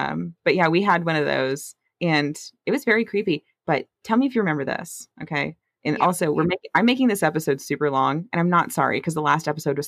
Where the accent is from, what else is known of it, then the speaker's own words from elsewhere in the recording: near St. Martin, Mississippi, United States; I'm not from St. Martin. It's the town next to where I'm from.